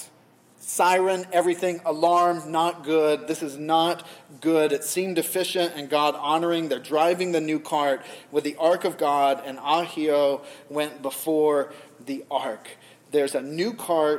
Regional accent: the South, United States; now in New England, United States; I'm from the South. In the South, we don't do conflict.

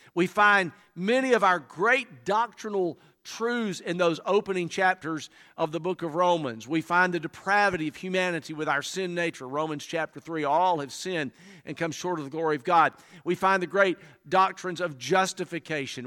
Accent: Alabama, United States; moved away as an adult; now in South Carolina, United States; I was born and reared in Alabama

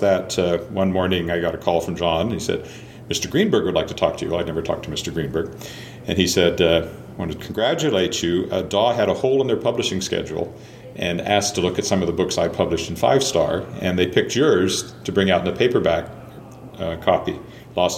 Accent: Weyburn, Saskatchewan, Canada; also born or lived in Searcy, Arkansas; news editor of my hometown newspaper at the age of 24

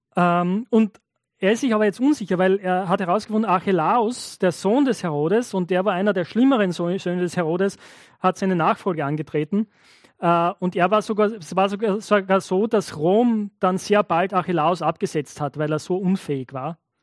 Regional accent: Knittelfeld, Styria, Austria; ich komme aus Knittelfeld

